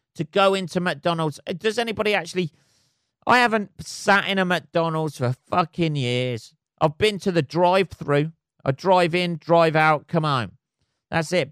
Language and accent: English; England, United Kingdom; I'm English.